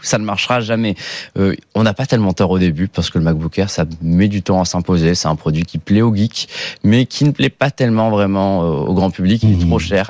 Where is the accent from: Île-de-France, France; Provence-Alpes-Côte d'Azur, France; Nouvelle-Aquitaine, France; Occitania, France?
Provence-Alpes-Côte d'Azur, France; Nice; moved away; je viens de Nice, donc je descends de temps en temps à Nice chez ma famille